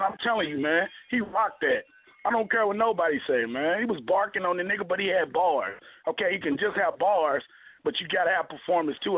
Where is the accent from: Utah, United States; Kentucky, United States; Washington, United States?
Kentucky, United States; I'm from Kentucky, nigga. I'm from the oh, south